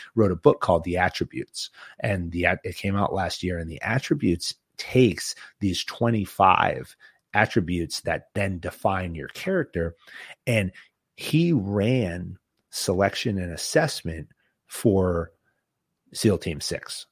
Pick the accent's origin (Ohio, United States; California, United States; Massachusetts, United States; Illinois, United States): Massachusetts, United States; Boston; I'm from, I'm from Boston and New England